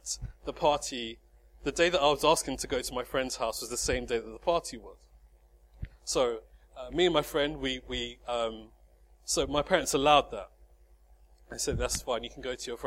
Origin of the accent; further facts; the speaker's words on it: High Wycombe, South East England, United Kingdom; High Wycombe, my hometown